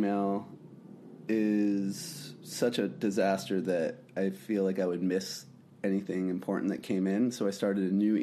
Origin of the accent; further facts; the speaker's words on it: New Mexico, United States; now in Brooklyn, United States; I'm in my apartment in Brooklyn right now. I'm from New Mexico